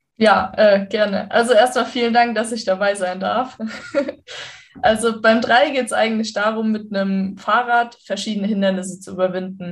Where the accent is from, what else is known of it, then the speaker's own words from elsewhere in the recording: western Germany, Germany; da, wo ich aufgewachsen bin